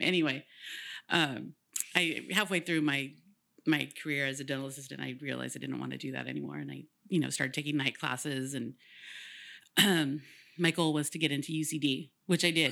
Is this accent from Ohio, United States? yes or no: no; Woodland, California, United States; I'm from Wood, Woodland